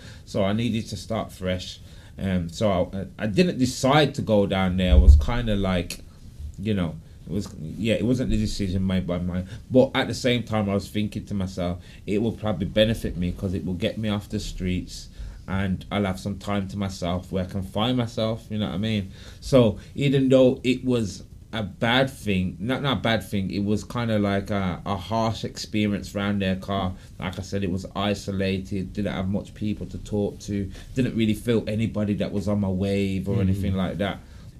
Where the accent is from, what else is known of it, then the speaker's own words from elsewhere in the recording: Birmingham, West Midlands, United Kingdom; born there; I was born in Birmingham, but I've moved about a lot. Right. Bit like a gypsy.